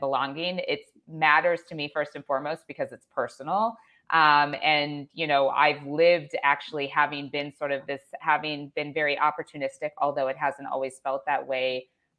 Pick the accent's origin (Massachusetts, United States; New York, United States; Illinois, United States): Illinois, United States; Chicago; I'm from the Chicago area.